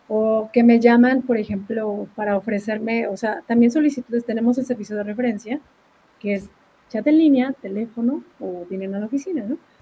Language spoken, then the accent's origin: Spanish; Mexico; moved away as an adult; now in Duluth, United States; en México, pues al menos de donde yo soy